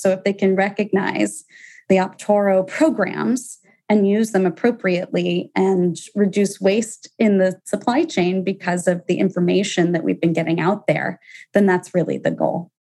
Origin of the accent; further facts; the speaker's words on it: Atlanta, Georgia, United States; moved away; I'm from Atlanta originally